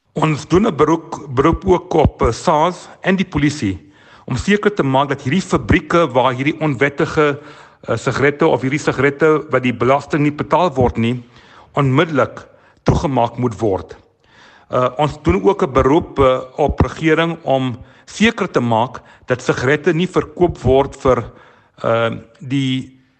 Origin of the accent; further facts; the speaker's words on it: South Africa; ons as Suid-Afrikaners